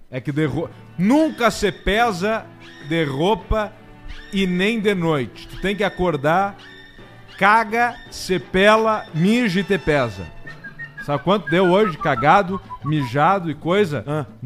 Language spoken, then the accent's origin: Portuguese; Belo Horizonte, Minas Gerais, Brazil; Sou de BHZ. Belo Horizonte.